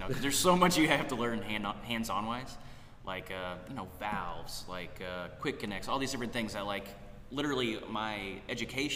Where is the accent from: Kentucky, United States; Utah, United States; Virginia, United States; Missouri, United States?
Missouri, United States; St. Louis; also born or lived in Davis, California / Lawrence, Kansas; I get to go back to my hometown